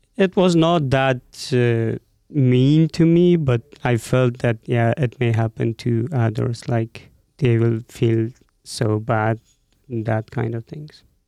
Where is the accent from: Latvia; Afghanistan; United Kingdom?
Afghanistan; moved away as an adult; also born or lived in Mazar-e-Sharif / Abu Dhabi; now in Boise, United States; I was born and raised in Afghanistan